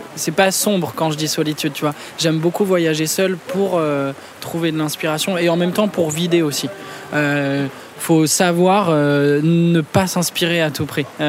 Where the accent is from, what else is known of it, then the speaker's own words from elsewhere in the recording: Clamart, Île-de-France, France; also born or lived in Rambouillet; je suis né, euh, je suis né à Clamart